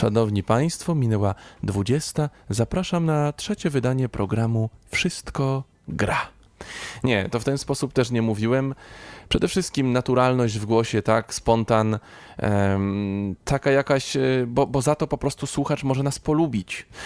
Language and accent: Polish; Kutno, Łódź Voivodeship, Poland; pochodzę z Kutna, no to wtedy mieszkałem mm, z rodzicami 25 kilometrów, tak powiedzmy, od Kutna